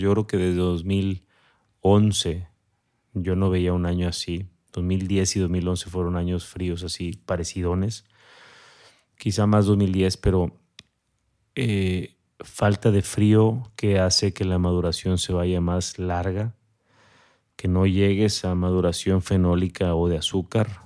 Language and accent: Spanish; Mexico City, Mexico; now in Monterrey, Mexico; yo soy de la Ciudad de México